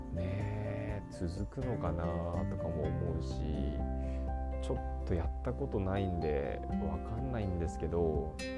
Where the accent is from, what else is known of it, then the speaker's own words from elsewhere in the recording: Japan; first language Japanese; also born or lived in New York, United States; 日本人だから自分はそうだからネイティブにはなれない